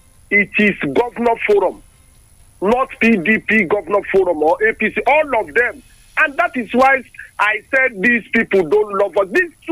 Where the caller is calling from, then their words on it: Lagos, Nigeria; on the line. I'm calling you from Lagos.